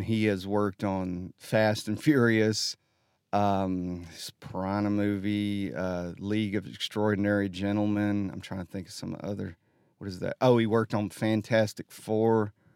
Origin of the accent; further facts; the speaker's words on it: Holly Pond, Alabama, United States; I'm from Holly Pond